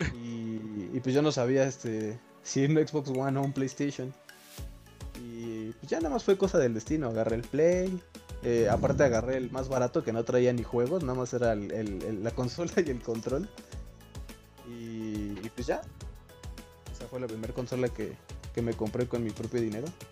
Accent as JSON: {"language": "Spanish", "country": "Mexico", "said": "somos de México"}